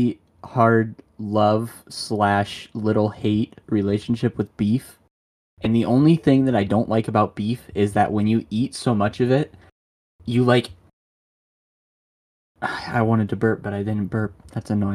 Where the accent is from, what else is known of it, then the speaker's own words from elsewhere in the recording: Michigan, United States; I'm from Michigan. I live in Michigan